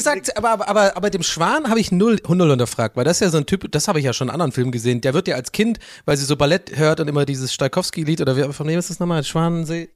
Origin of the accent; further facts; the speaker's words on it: Dublin, Leinster, Ireland; German is a second language; now in Germany; ich bin in Dublin aufgewachsen und da geboren, bin ja irgendwann nach äh, Deutschland ausgewandert.